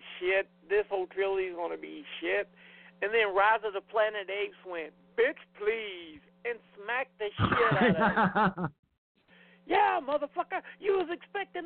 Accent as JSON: {"language": "English", "region": "the South", "country": "United States", "said": "I'm from the South."}